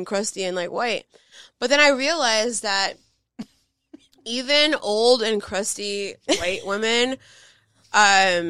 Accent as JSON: {"language": "English", "town": "Los Angeles", "region": "California", "country": "United States", "tie": "born or raised there", "said": "growing up in Los Angeles"}